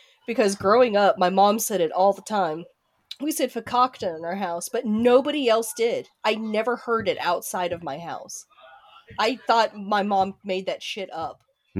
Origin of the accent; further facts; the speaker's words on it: Miami, Florida, United States; now in Missouri, United States; since we're originally from Miami, there's a lot more Jews down there.